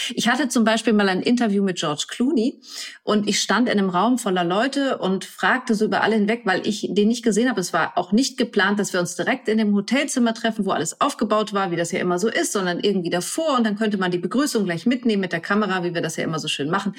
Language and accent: German; near Lübeck, Schleswig-Holstein, Germany; also born or lived in Kiel; ich bin auf dem Land groß geworden, bei Lübeck